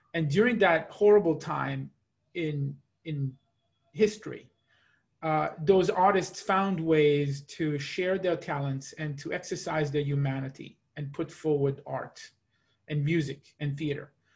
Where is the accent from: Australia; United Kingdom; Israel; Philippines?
Israel; moved away as an adult; also born or lived in Seattle, United States / New York, United States; now in Atlanta, United States; I spent my life growing up in Israel, and I will never stop being an Israeli.